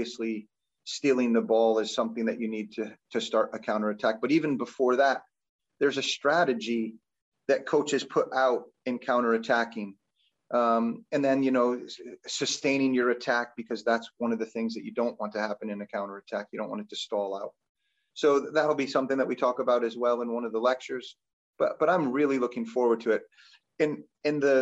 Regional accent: Albany, New York, United States; also born or lived in West Virginia; now in Binghamton, United States; I grew up in Albany, so it was kind of like coming back to home. I am a New Yorker at heart

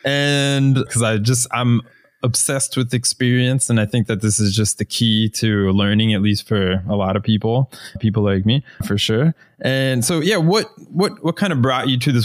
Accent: Florida, United States; moved away; I'm originally from the United States. I'm from Florida, which is about one of the flattest places

